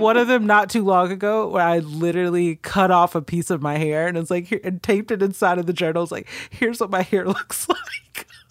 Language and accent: English; Stone Mountain, Georgia, United States; also born or lived in California; I grew up specifically in Stone Mountain